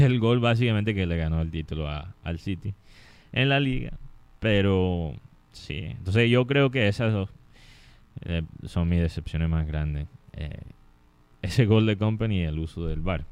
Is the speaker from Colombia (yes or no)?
yes; Colombia; como colombiano